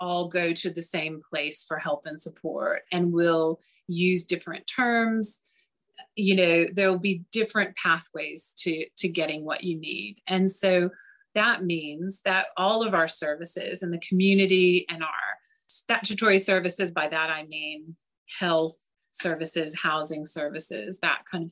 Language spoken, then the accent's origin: English; United States; moved away as an adult; now in London, United Kingdom; I don't know if you can tell from my accent, but I'm originally from the US